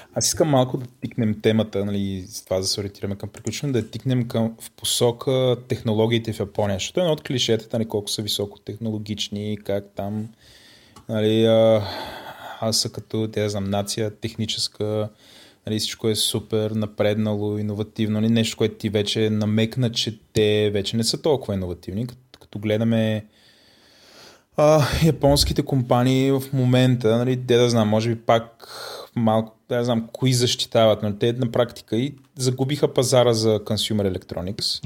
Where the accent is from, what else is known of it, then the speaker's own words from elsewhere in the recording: Bulgaria; ние сме от България